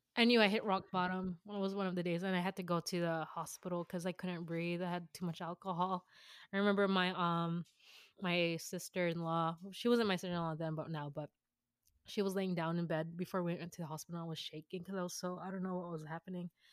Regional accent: San Jose, California, United States; born in San Jose, California

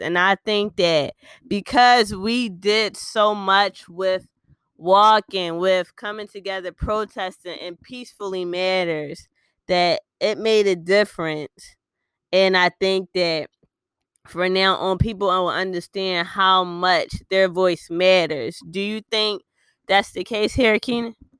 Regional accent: Philadelphia, Pennsylvania, United States; we are from West Philly, Philly all day, every day out here

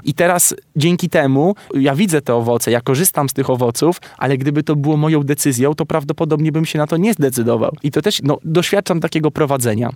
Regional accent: Warsaw, Masovian Voivodeship, Poland; wychowywałem się też w blokowiskach, na jelonkach

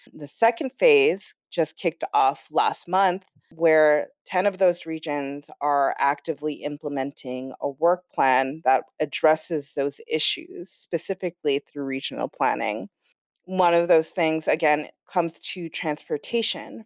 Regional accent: Los Angeles, California, United States; now in Brooklyn, New York, United States; I'm from Los Angeles, I'm born and raised

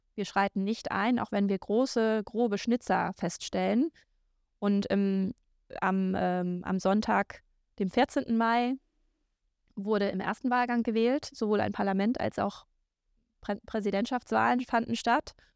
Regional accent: Low German area, Northern Germany, Germany; accent: Plattdeutsch; in Deutschland ist Plattdeutsch eine dieser ähm, Regionalsprachen. Und da ich das spreche

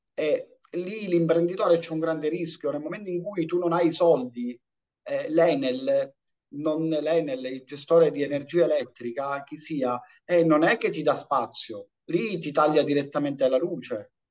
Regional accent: Riesi, Sicily, Italy; now in Agrigento, Italy; io vengo dalla provincia di Caltanissetta, un paese piccolino di 11.000 abitanti che è Riesi

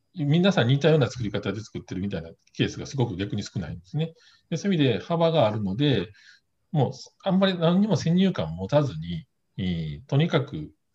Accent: Kobe, Hyogo, Japan; 地元神戸の酒蔵

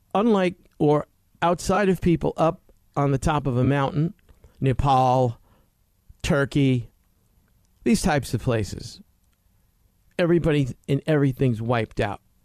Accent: United States; as Americans

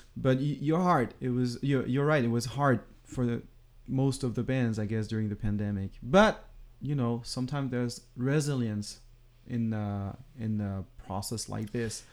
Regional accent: France; moved away as an adult; now in Los Angeles, United States; we came from France

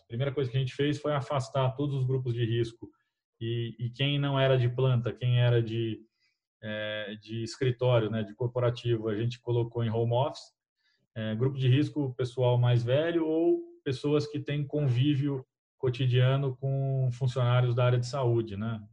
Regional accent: Brazil; como brasileiros

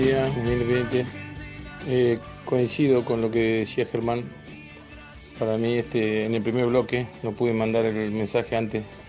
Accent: Rosario, Santa Fe, Argentina; Yo soy de Rosario

